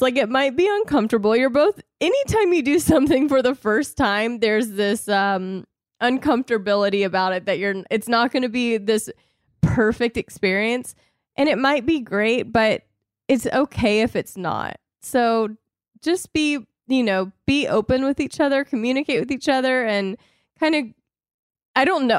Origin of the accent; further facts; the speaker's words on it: the South, United States; I was raised in the South